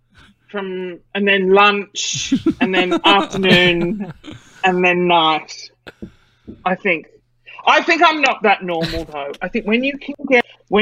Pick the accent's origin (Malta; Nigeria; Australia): Australia; Sydney, New South Wales; moved away as an adult; now in Brisbane, Australia; I was born and raised in Sydney.